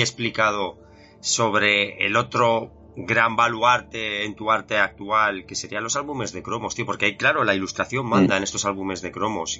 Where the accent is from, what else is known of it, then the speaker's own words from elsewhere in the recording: Zaragoza, Aragon, Spain; soy de Zaragoza